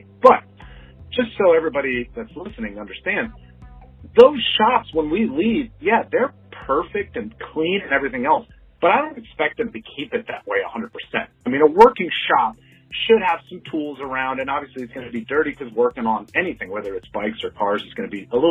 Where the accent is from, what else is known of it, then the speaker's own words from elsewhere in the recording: Maryland, United States; I grew up in Maryland